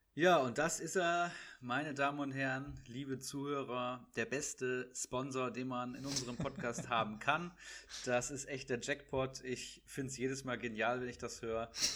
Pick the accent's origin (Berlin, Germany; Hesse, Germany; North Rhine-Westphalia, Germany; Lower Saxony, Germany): Hesse, Germany; Bad Hersfeld; now in Frankfurt, Germany; bei mir in meiner Heimat, also ach, äh, ist ja, auch, ist ja auch deine Heimat. In Bad Hersfeld